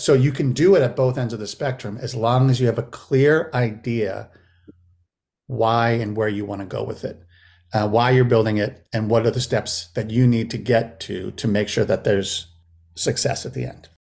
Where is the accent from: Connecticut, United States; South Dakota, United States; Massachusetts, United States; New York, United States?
Massachusetts, United States; also born or lived in Los Angeles, California / Lenox, Massachusetts; now in St. Louis, United States; I moved back to Massachusetts, uh, where I grew up, where I was born and raised in Massachusetts